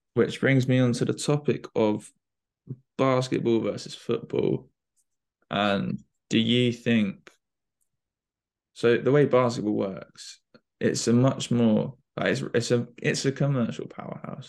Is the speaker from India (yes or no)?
no; United Kingdom; we're we're British